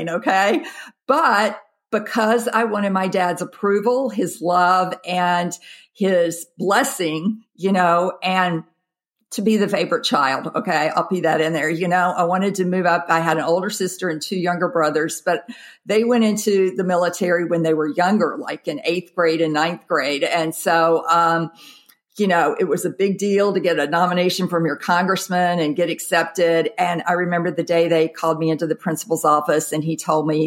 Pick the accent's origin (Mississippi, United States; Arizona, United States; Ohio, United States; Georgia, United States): Mississippi, United States; Jackson; moved away as an adult; I grew up in the South, Jackson, Mississippi